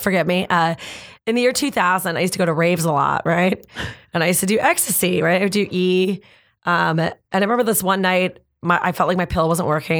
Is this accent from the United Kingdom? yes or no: no; Canada; I'm Canadian